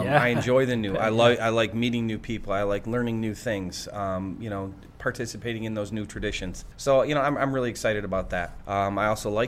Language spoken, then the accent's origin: English; Greenville, Michigan, United States; So I'm from Greenville